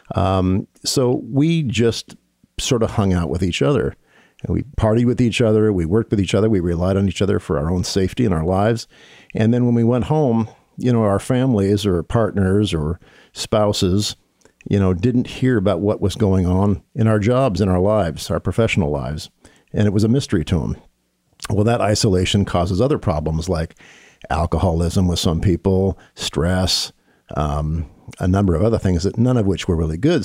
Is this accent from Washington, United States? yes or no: yes; Bellevue, Washington, United States; I was raised on the East Side in Bellevue